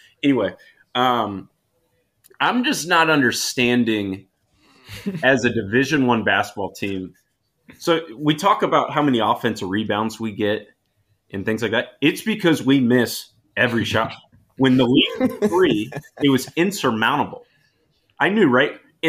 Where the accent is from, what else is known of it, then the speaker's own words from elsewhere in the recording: Indianapolis, Indiana, United States; Coming at I'm straight from Indianapolis.